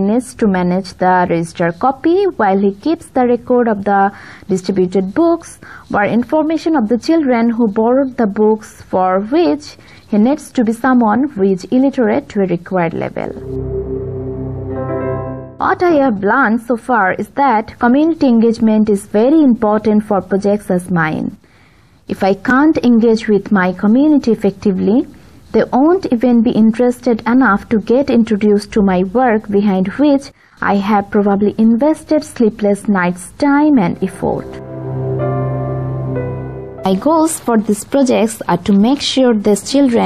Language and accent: English; Bangladesh; I am from Bangladesh